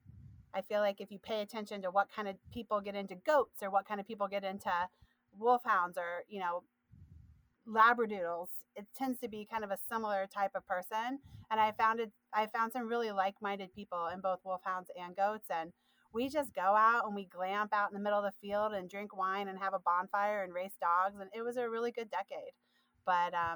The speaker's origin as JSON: {"language": "English", "region": "Midwest", "country": "United States", "moved": "yes", "said": "I'm from the Midwest originally. My family is 100% Appalachian."}